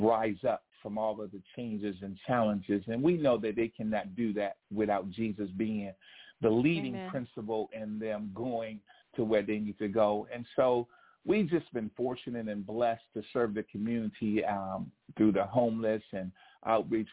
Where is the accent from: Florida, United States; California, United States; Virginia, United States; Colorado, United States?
Virginia, United States; Alexandria; We grew up in Alexandria, Virginia, across the DMV, D.C., Maryland, Virginia.